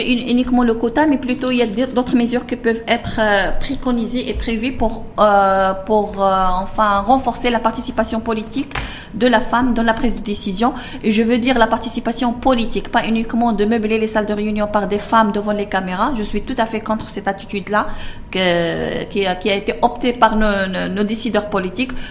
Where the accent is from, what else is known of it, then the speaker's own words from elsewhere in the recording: Tetouan, Tanger-Tetouan-Al Hoceima, Morocco; contribuer à la gestion de ma ville natale